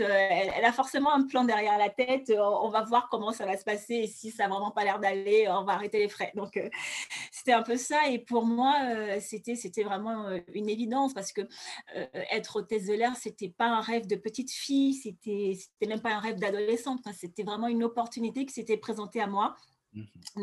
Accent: Douala, Littoral, Cameroon; moved away; also born or lived in Yaoundé; Moi, je suis née à Douala. Je suis née, j'ai grandi à Douala

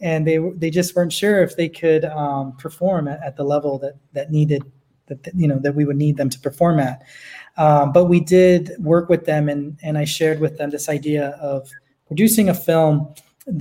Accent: Los Angeles, California, United States; I am originally from Los Angeles. I grew up in the entertainment industry.

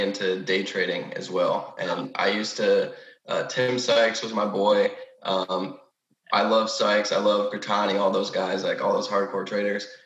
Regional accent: Rochester, Michigan, United States; now in Texas, United States; I'm currently in Michigan, my hometown, Rochester. I live in Texas

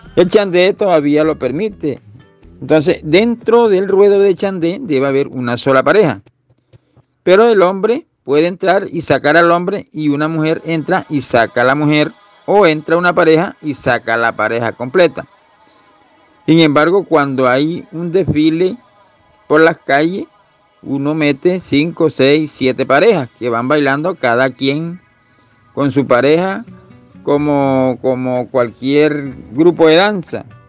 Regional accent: Mompós, Bolívar, Colombia; mi pueblo Monpós, de donde lo estoy hablando

